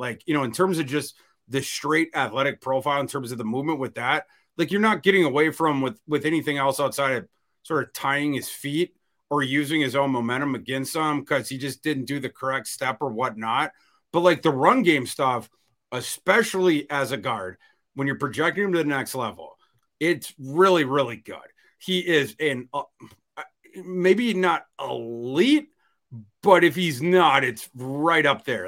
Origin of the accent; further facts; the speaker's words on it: Northern Minnesota, United States; I grew up in Northern Minnesota